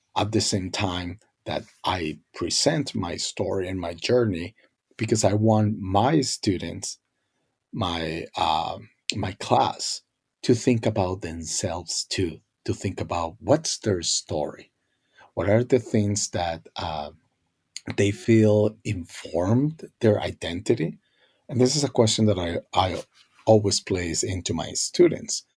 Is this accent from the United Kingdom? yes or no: no; Colombia; first language Spanish; English is a second language; now in United States; growing up in Colombia, uh, Spanish was my first language